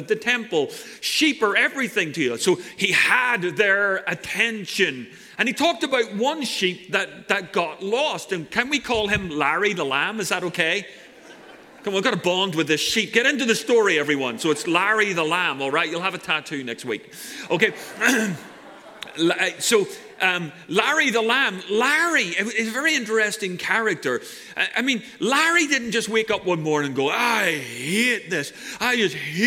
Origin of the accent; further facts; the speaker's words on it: Ireland; now in Santa Cruz, United States; I'm Irish.